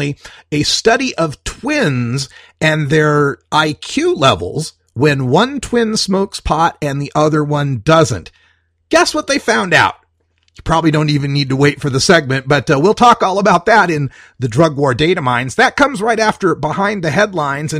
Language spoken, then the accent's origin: English; Idaho, United States; now in Portland, United States; my home state of Idaho